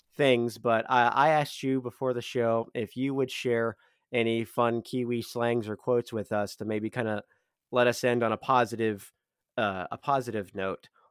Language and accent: English; United States; as an American